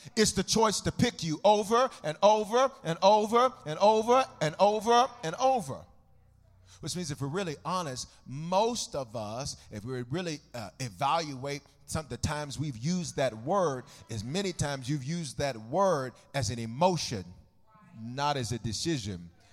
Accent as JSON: {"language": "English", "country": "United States", "said": "I'm a, I'm an American"}